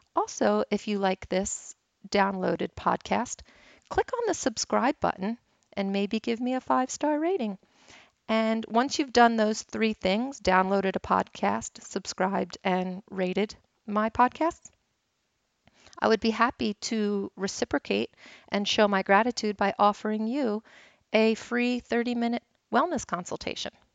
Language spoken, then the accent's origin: English; Philadelphia, Pennsylvania, United States; I'm from Philly